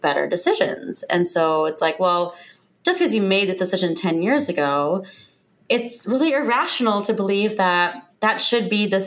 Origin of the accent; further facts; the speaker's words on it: Lima, Ohio, United States; moved away as an adult; also born or lived in Cincinnati, Ohio / New York City / Chicago / Washington, D.C.; now in Seattle, United States; I'm from Lima